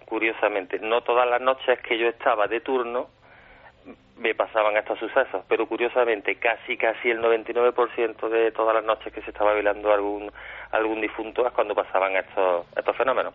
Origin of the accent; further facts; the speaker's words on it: Córdoba, Andalusia, Spain; los que somos de Córdoba, en concreto yo y otro compañero mío